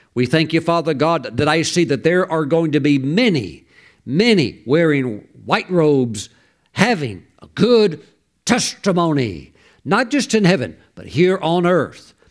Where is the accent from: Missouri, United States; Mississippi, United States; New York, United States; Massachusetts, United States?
Mississippi, United States; I grew up very poor in Mississippi